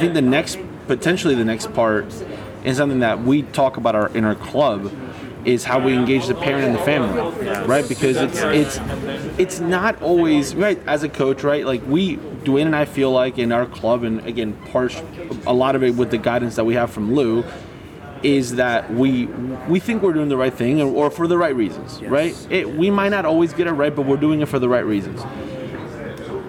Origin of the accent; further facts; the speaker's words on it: Argentina; moved away; I grew up in Argentina